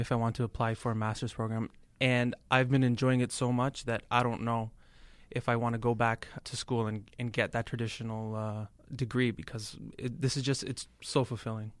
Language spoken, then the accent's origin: English; Toronto, Ontario, Canada; moved away as an adult; also born or lived in India; now in Boston, United States; I'm from Toronto